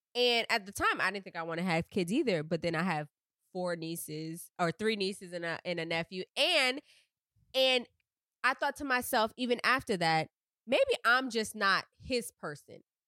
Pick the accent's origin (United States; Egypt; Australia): United States; Miami, Florida; me being from Miami